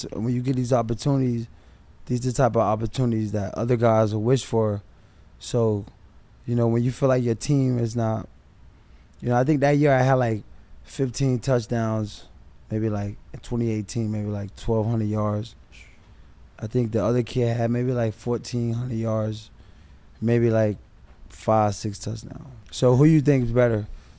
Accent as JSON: {"language": "English", "town": "Miami", "region": "Florida", "country": "United States", "tie": "born or raised there", "also_born_or_lived": "Pittsburgh", "said": "Well, I grew up right here in Liberty City."}